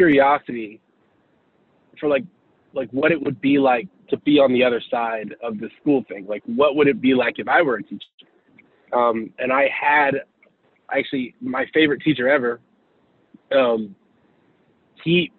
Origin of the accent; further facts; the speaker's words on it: Houston, Texas, United States; I'm originally from Houston, Texas. I grew up in a single parent home